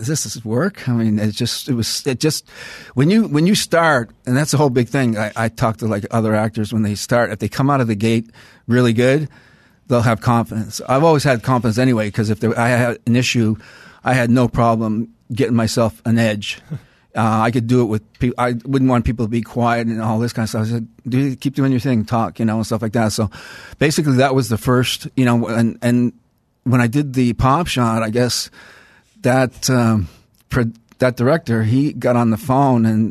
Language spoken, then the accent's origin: English; Halifax, Nova Scotia, Canada; moved away; Halifax, Nova Scotia. I came out here in 81, 82.